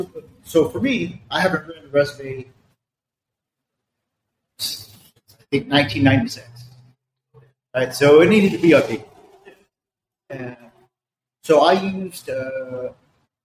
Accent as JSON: {"language": "English", "town": "Los Angeles", "region": "California", "country": "United States", "tie": "born or raised there", "moved": "as an adult", "said": "I was born and raised in East L.A."}